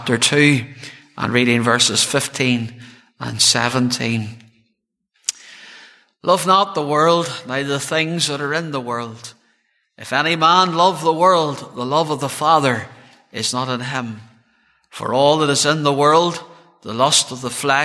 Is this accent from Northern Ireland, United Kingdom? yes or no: yes; Cloncore, the Birches, near Craigavon, Northern Ireland, United Kingdom; I was born in Craigavon Urie Hospital, and I was born into a good home, and reared in the townland of Cloncore, just there in the Birches